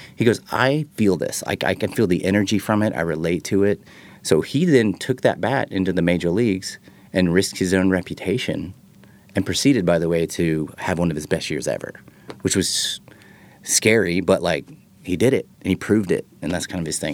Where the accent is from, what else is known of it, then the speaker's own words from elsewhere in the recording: Texas, United States; I'm from Texas